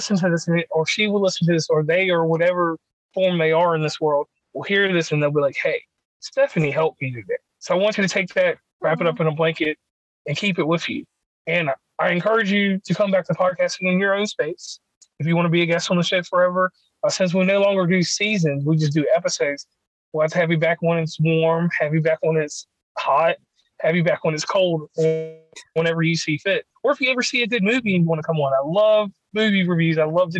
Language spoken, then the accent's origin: English; West Virginia, United States; from West Virginia Uncommon Place.